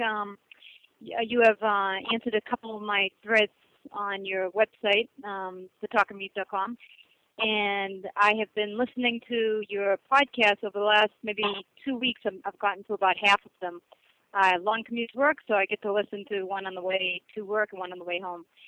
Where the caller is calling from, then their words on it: New Hampshire, United States; I'm calling from New Hampshire